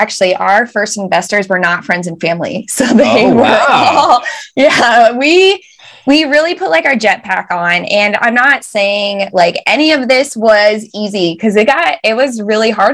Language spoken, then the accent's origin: English; United States; moved away as an adult; now in United Kingdom; So we are very American